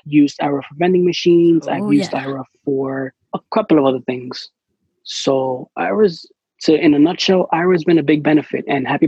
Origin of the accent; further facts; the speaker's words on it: New York, United States; I'm from New York